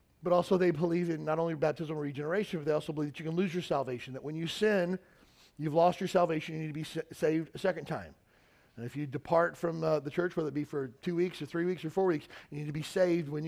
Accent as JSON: {"language": "English", "region": "Western Kentucky", "country": "United States", "tie": "born or raised there", "moved": "yes", "lives_now": "Honolulu, United States", "said": "I grew up in Western Kentucky"}